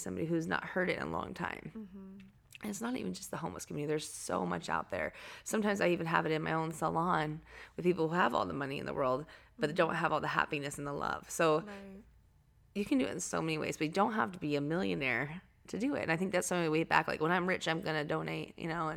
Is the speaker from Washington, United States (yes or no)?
yes; Anacortes, Washington, United States; moved away; I'm from Seattle area. I mean, the Northwest. So Anacortes is like north of Seattle